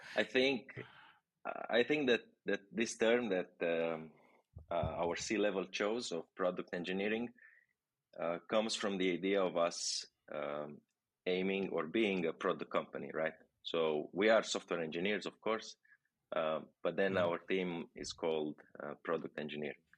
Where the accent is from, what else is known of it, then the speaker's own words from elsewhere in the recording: Romania; moved away as an adult; now in Barcelona, Spain; I'm from Romania.